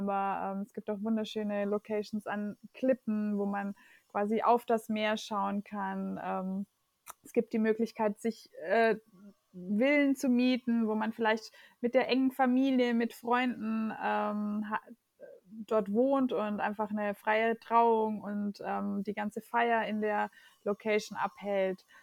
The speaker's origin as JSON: {"language": "German", "country": "Germany", "tie": "born or raised there", "said": "Also äh, meine Eltern sind Portugiesen, ich bin in Deutschland aber geboren und aufgewachsen."}